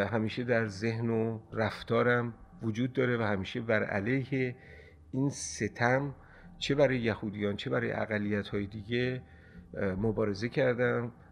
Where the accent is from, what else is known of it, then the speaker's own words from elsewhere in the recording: Tehran, Tehran Province, Iran; born there; also born or lived in Kermanshah / Borujerd; من در تهران به دنیا آمدم دو ساله بودم به کرمانشاه رفتم به خاطر اینکه پدرم کارمند اداره قلو نان وزارت دارایی بوده و بعد در سن هفت سالگی کلاس اول ابتدایی که تموم کردم با خانواده به بروجرد رفتیم